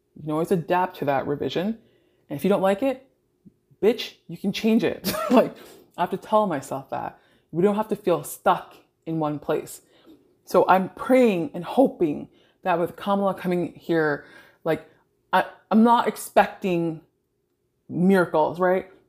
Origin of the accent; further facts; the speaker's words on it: Toronto, Ontario, Canada; I grew up in Greater Toronto area